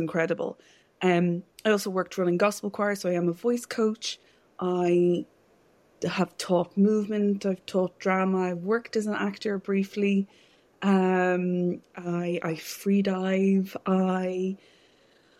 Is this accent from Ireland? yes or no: yes; Kildare, Leinster, Ireland; also born or lived in London; I was born in Kildare, which is a county probably more known for its racehorses rather than its waves. So I grew up kind of landlocked Kildare